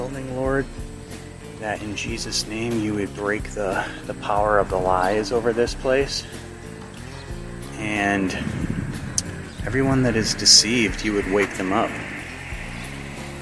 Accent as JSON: {"language": "English", "region": "Oregon", "country": "United States", "tie": "born or raised there", "said": "the local Masonic Center in my hometown"}